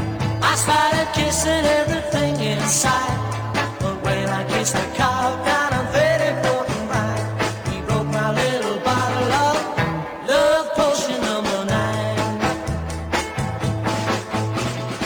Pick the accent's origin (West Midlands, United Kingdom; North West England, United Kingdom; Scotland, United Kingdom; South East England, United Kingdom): North West England, United Kingdom; Manchester; I grew up in England